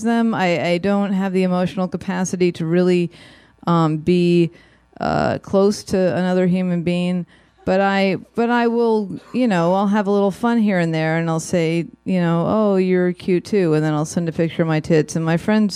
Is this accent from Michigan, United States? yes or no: no; Los Angeles, California, United States; as a tween growing up in Studio City, California